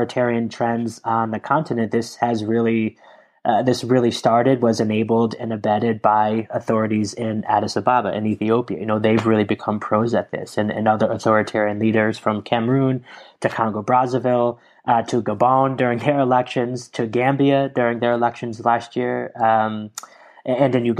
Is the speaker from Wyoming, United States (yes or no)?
no; Lisbon, Connecticut, United States; I grew up in a small town that no one has ever heard of, called Lisbon, Connecticut